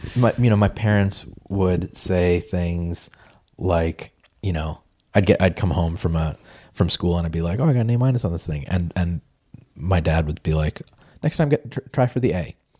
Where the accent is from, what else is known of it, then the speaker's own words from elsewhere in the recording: Peabody, Massachusetts, United States; I grew up in Peabody, Massachusetts